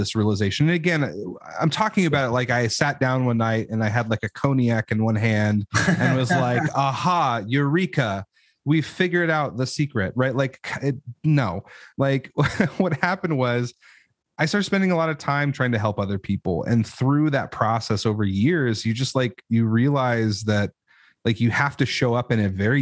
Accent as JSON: {"language": "English", "region": "Idaho", "country": "United States", "said": "I know I'm from Idaho, but like, that is not, I grew up in an apartment."}